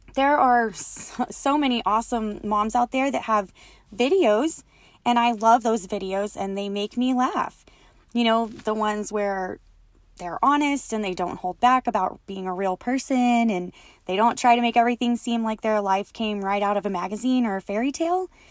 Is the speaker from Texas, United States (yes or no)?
yes; West Texas, United States; I was born and raised in West Texas, and I continue to live here with my family